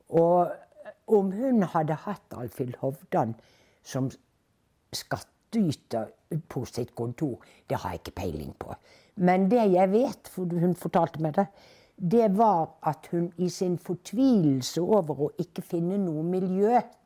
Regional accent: Bergen, Vestland, Norway; moved away as an adult; now in Oslo, Norway; i min hjemby Bergen

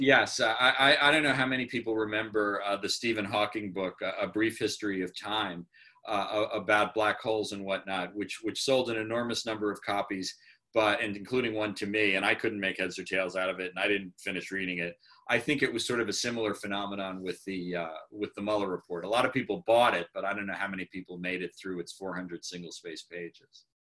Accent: New York, United States; I'm a New Yorker

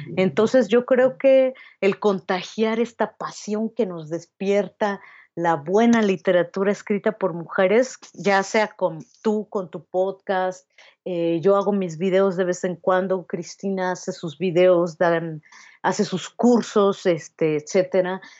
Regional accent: Mexico City, Mexico; also born or lived in Querétaro; Yo nací aquí en la Ciudad de México

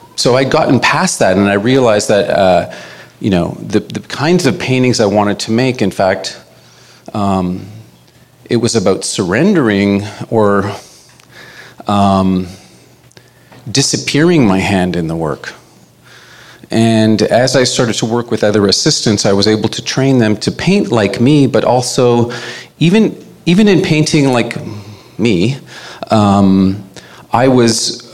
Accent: Winnipeg, Manitoba, Canada; now in Toronto, Canada; I'm Cree. I'm from Winnipeg. I've uh, been living in uh, Toronto for about 30 years

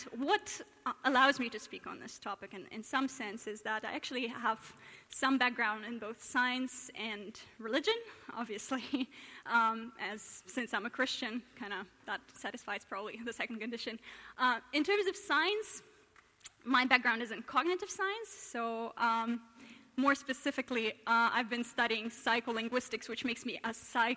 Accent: Russia; now in Oxford, United Kingdom; I hail from Russia originally

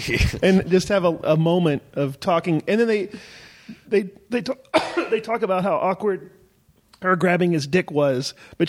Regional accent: the South, Southern United States, United States; I am a Southerner.

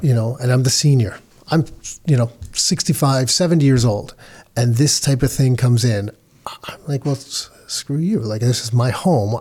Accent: Canada; I was born in Canada

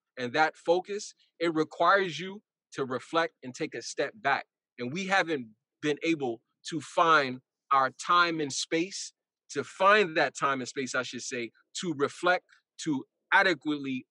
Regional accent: New York City, New York, United States; growing up in Brownsville, where me and Keith grew up

